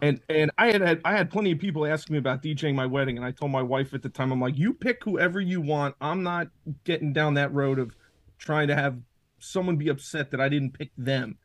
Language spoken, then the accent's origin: English; Washingtonville, New York, United States; I grew up in Orange County. I've lived here my whole life, went to high school up here.